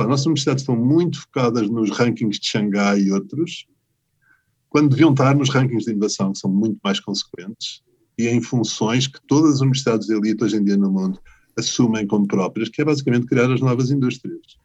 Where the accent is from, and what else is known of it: Portugal